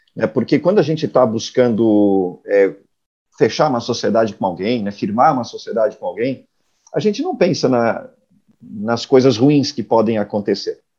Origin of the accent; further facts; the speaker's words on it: Blumenau, Santa Catarina, Brazil; now in Florianópolis, Brazil; eu sou nascido em Blumenau, uma, uma cidade aqui na região do, do Vale de Itajaí, é, moro em Florianópolis já há algumas décadas